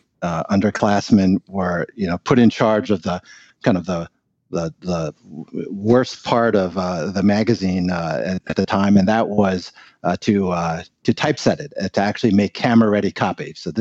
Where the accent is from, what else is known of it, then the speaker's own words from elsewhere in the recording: New York, United States; They studied in Seattle and then both got jobs in New York, where I was born. My parents very much wanted to live in America because of the freedoms and the opportunities that this country afforded, and they became citizens, and I grew up in New York